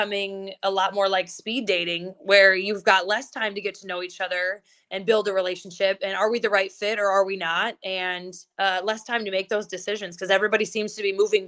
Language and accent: English; just north of Milwaukee, Wisconsin, United States; now in South Dakota, United States; I'm from just north of Milwaukee